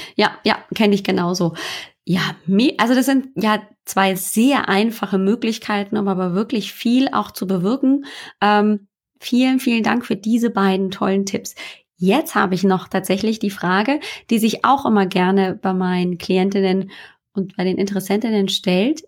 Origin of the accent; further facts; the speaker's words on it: Germany; also born or lived in northern Germany; hier bei uns in Deutschland, sogar hier oben im Norden, wo es regnet